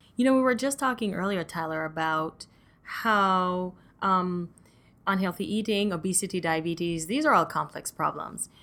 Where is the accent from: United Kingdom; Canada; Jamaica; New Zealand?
Jamaica; moved away; I'm Jamaican myself